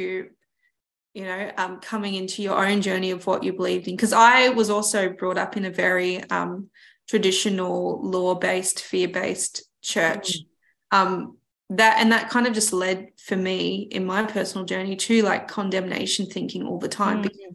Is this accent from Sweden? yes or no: no; Melbourne, Victoria, Australia; I grew up in Melbourne and there wasn't the beach